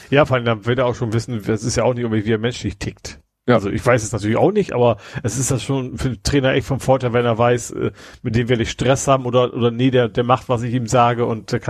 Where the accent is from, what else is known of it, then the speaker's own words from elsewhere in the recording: Lohne, Lower Saxony, Germany; spielen sie in Lohne. Ach ja, da. Äh Meine Heimat, wo auch Benno Müllmann herkommt.